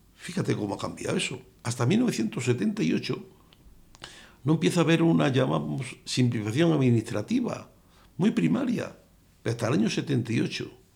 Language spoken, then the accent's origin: Spanish; Cáceres, Extremadura, Spain; Yo nací en Cáceres